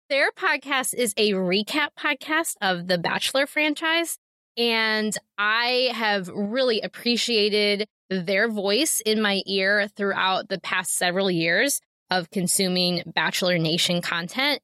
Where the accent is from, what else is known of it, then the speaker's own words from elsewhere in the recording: Ohio, United States; moved away as an adult; now in Amish country; my hometown in Ohio